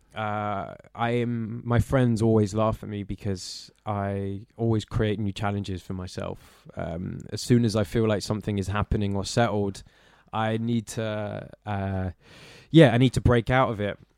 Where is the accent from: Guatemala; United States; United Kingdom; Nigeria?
United Kingdom; London; growing up in Walthamstow